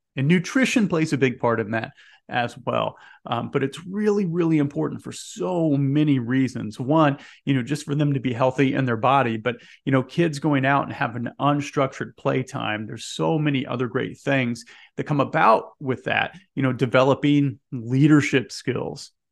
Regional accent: Indianapolis, Indiana, United States; I'm here in Indiana. I'm originally from Indianapolis.

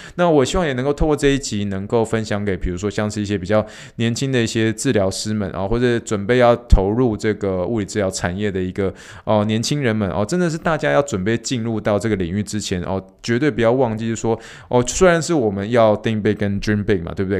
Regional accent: Taiwan; moved away; 我是来自台湾的

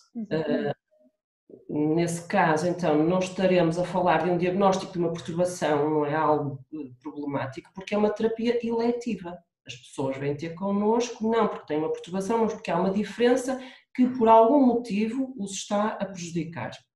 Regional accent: the North, Norte, Portugal; accent: Northern (pronúncia do Norte); eu tenho pronúncia do Norte e não a quero mudar

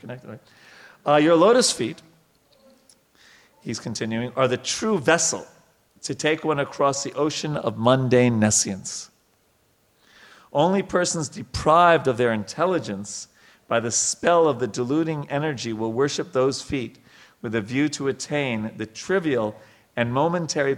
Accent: New York, United States; I grew up in New York

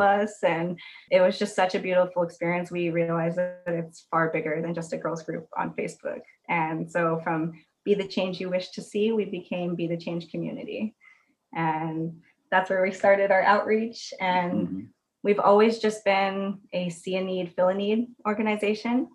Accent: Arizona, United States; now in Portland, United States; I grew up in Arizona where nothing grows

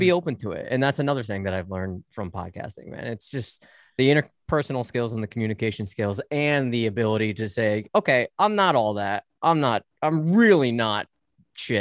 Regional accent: United States; I'm an American

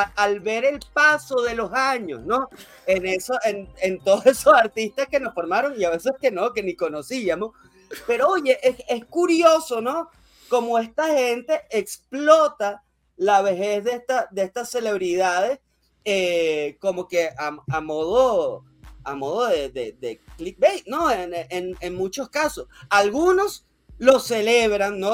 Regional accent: Venezuela; uno como venezolano

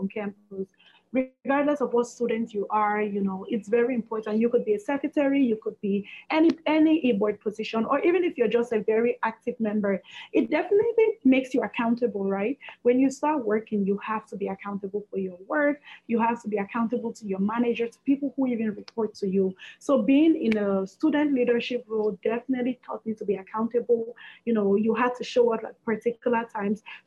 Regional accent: Cameroon; moved away as an adult; also born or lived in Brooklyn, United States / Oswego, United States; now in Atlanta, United States; I'm originally from Cameroon, which is in West Africa. And I moved to the U.S. almost 9 years ago now, 2012.

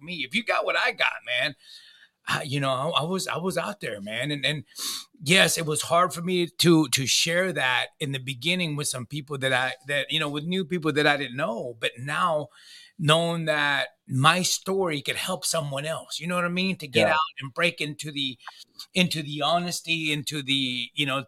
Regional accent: Pearland, Texas, United States; I'm from Pearland

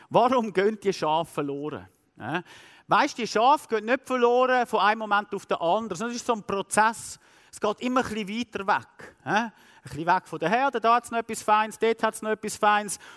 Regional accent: Switzerland; Als Schweizer schauen wir immer alles mathematisch anschauen.

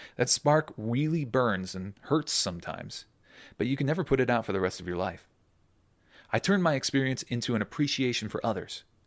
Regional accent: Cleveland, Ohio, United States; I grew up in Cleveland. Ohio

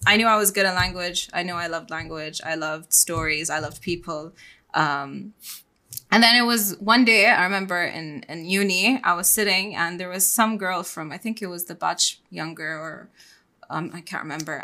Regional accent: Bahrain; moved away as an adult; also born or lived in Ras Al Khaimah, UAE; I'm born and raised in Bahrain. I'm Bahraini

